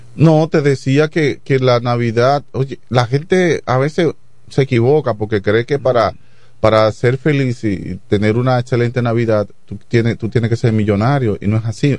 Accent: Dominican Republic; en el campo que yo me crié, Chabón

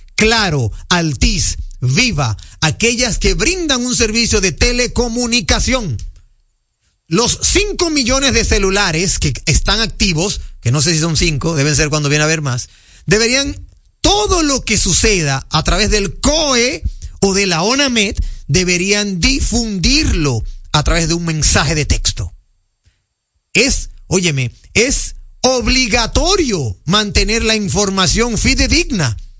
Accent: Dominican Republic; nosotros en República Dominicana

